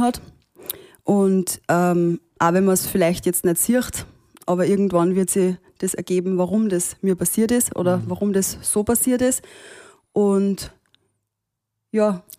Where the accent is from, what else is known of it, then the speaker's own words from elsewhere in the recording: Austria; bin ich in Österreich geboren